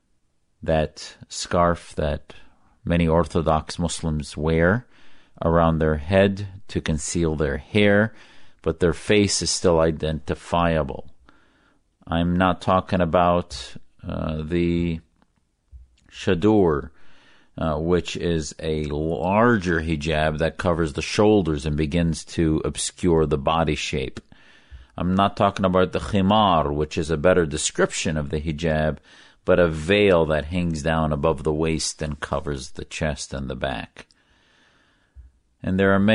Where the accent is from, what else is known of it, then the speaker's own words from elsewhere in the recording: United States; an American